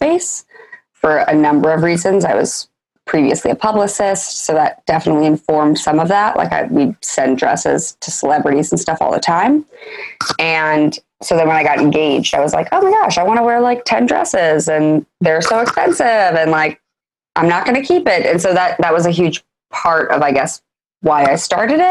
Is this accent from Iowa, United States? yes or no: yes; Iowa, United States; moved away as an adult; also born or lived in New York; I'm originally from Iowa